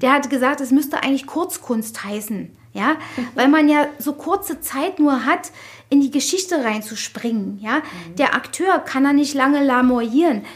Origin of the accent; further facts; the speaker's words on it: Berlin, Germany; also born or lived in Lichterfelde, Berlin; ich bin ja hier in Friedrichshain geboren worden und habe meine ersten Lebens- und Jugendjahre, also ich glaube, bis ich 17 oder 16 war, habe ich in der Boxhagener Straße hier gleich um die Ecke gewohnt